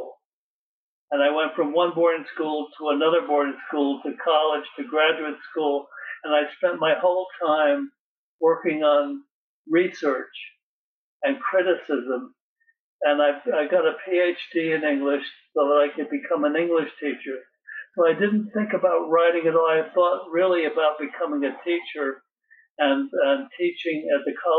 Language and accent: English; Norwalk, Connecticut, United States; moved away; also born or lived in San Francisco, California / North Carolina; As a child, I grew up in Norwalk, Connecticut. I was born in San Francisco